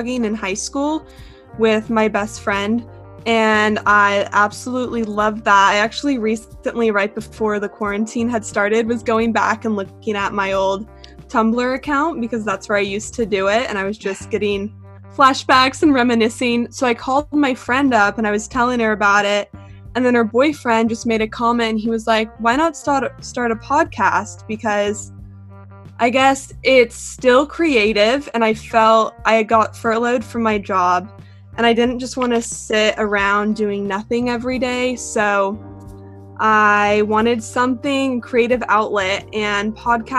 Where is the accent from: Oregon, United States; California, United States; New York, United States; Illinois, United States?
California, United States; Bay Area, Northern; moved away as an adult; now in San Diego, United States; I'm originally from the Bay Area, so Northern California